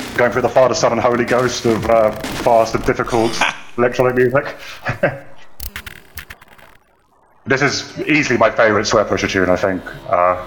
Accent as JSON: {"language": "English", "country": "Belgium", "tie": "born or raised there", "moved": "as an adult", "said": "I grew up in Belgium, in a fairly secluded area"}